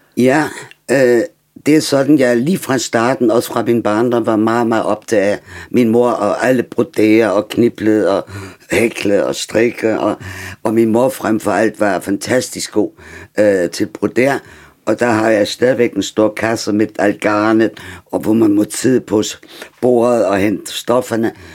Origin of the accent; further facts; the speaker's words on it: Germany; Danish is a second language; now in Denmark; som tysker